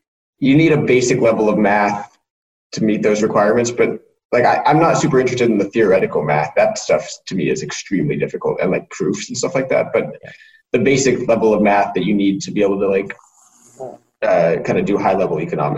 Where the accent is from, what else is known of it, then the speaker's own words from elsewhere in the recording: Colorado, United States; I grew up in Colorado and skied on the national team for 9 years